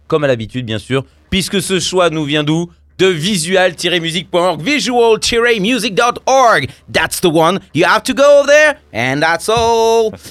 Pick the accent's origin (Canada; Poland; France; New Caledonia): Poland; je dis ça parce que je suis polonais